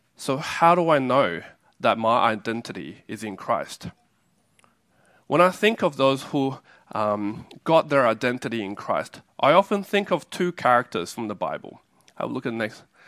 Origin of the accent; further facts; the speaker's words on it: Australia; also born or lived in China / Taiwan; I was born in a country and I grew up in Australia